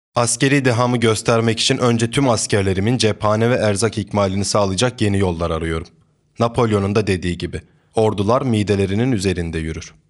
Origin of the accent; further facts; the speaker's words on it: a village in Trabzon, Turkey; Trabzon'un bir köyünde doğdum büyüdüm. Tüm çocukluğum köyde geçti.